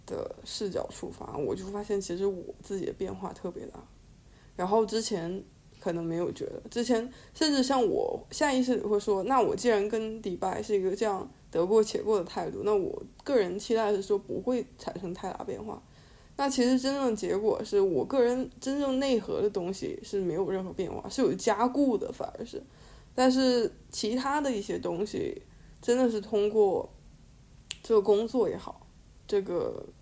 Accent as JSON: {"language": "Chinese", "country": "China", "moved": "yes", "said": "像我们在中国长大或者在亚洲长大"}